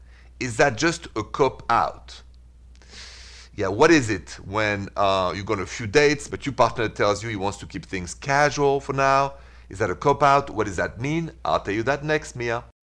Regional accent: Midwest, United States; Us from two different states. I'm from the Midwest.

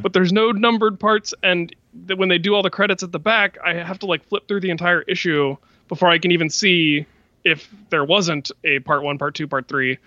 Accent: Florida, United States; my home state of Florida

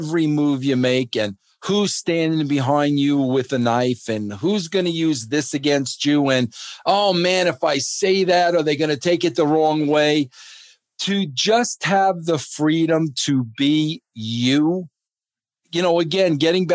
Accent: New York, United States; now in Thornton, Colorado, United States; growing up in New York

